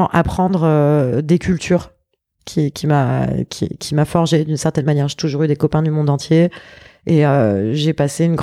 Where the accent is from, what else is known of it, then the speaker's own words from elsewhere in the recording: south of France, France; also born or lived in Paris; Alors, je suis née à Paris. Ouais. Euh, de parents parisiens, grands-parents parisiens, tout le monde était parisien. Et euh, quand j'avais 5 ans, euh, mes parents ont perdu tout ce qu'ils avaient et il leur restait une seule chose, c'était une maison dans le sud de la France